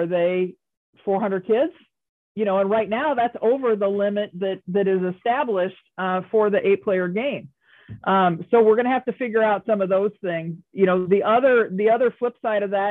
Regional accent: Cambridge, Illinois, United States; I grew up in Cambridge

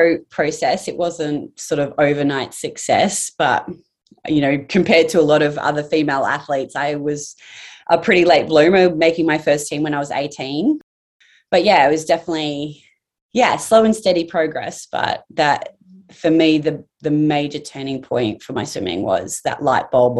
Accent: Townsville, Queensland, Australia; I grew up in Townsville.

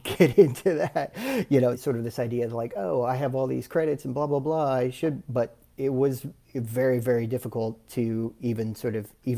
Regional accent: South Texas, United States; moved away as an adult; also born or lived in Dallas, Texas; now in Los Angeles, United States; I'm from South Texas originally.

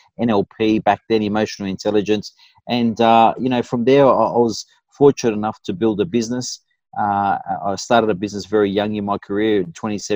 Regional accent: Fairfield, New South Wales, Australia; I grew up in Fairfield, I went to Westfield Sports High

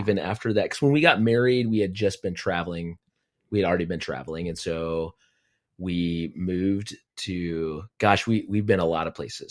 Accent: Aztec, New Mexico, United States; moved away as an adult; now in Kansas City, United States; I grew up in Aztec, New Mexico, my little hometown, uh, all of my life.

